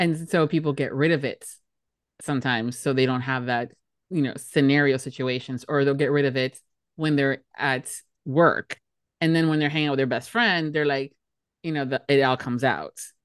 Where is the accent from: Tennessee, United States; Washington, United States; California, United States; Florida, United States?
Florida, United States; Miami; born and raised in Miami, Florida